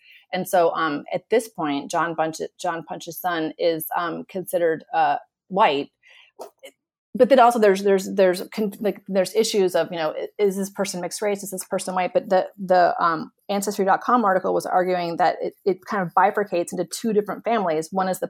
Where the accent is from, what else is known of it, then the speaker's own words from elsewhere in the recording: Florida, United States; I too am from Florida. I'm from South Florida. And as a kid, it was really visible to me this sort of the sort of complicated New World history of in South Florida.